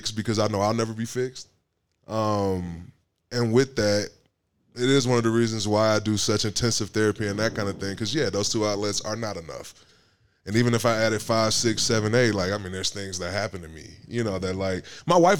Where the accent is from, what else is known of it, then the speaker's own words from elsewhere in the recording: Detroit, Michigan, United States; now in Austin, United States; I'm from Detroit, Michigan